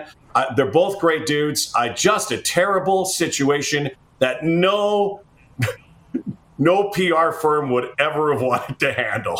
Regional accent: Winnipeg, Manitoba, Canada; I am a pegger. I'm a pegger. And I'm from the burbs of the peg. Like, I'm from Transcona, the land of flamingos, and romance and sunshine.

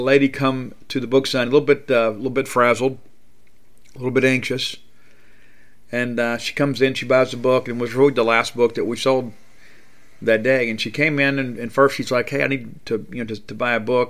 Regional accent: Columbia, Mississippi, United States; moved away; also born or lived in Canton, Mississippi; I was born in Canton. I grew up in Columbia

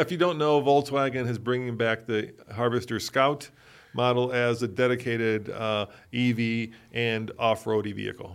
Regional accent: Czechia; moved away; I'm Czech, and it, it, I was born in the Czech Republic

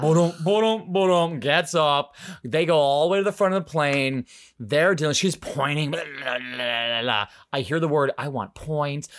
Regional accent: United States; I'm actually from America.

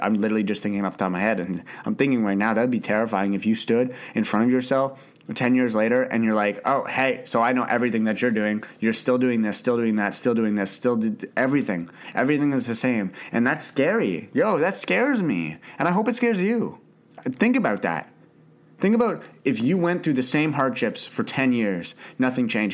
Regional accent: Canada; also born or lived in Ottawa, Canada; I grew up in Canada. I live in Ottawa, Canada

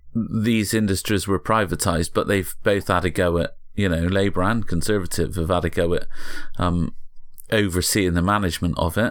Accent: Bristol, South West England, United Kingdom; I grew up in Bristol that was already a service industry.

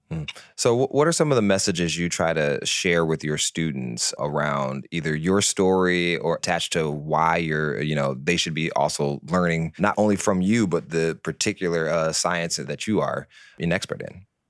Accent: Detroit, Michigan, United States; I'm originally from Detroit

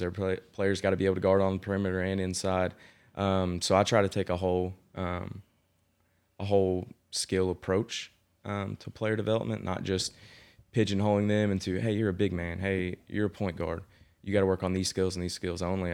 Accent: Owen County, Kentucky, United States; I grew up in Owen County, um, which is on the other side of Frankfort from here

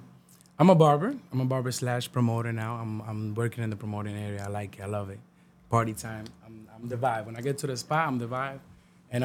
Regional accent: New Rochelle, New York, United States; I got the support from New Rochelle, from my area. I'm from New Rochelle.

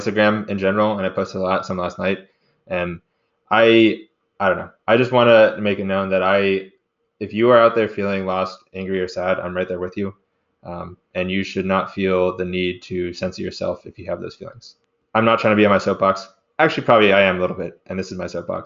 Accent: United States; as an American citizen

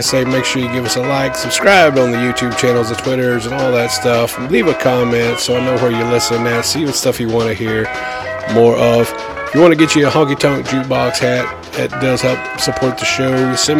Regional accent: Garland, Texas, United States; this town I grew up in Garland.

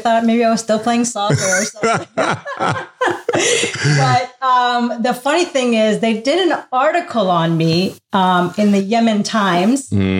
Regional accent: Canada; also born or lived in Abu Dhabi, United Arab Emirates; I moved around a lot. Grew up in Canada. Of course, I was born in the Middle East. Mm-hmm. Moved to Canada when I was 2 with my parents.

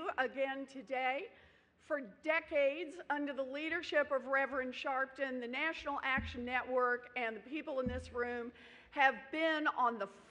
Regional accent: Oklahoma, United States; I grew up out in Oklahoma on the ragged edges of the middle class

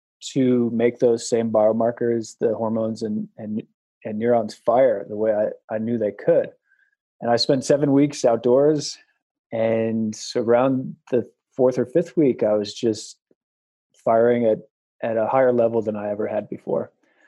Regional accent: Wyoming, United States; moved away; also born or lived in New York City; I'm from a town in Wyoming with 11 people in it

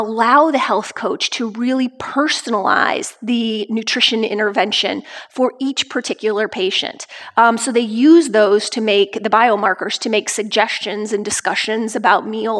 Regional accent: Lafayette, Indiana, United States; Of Lafayette and West Lafayette, Indiana, where everybody is doing low carb.

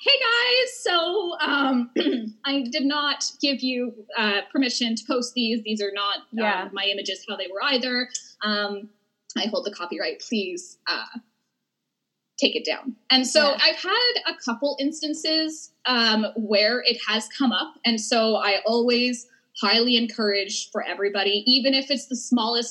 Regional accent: Edmonton, Alberta, Canada; I'm from Edmonton

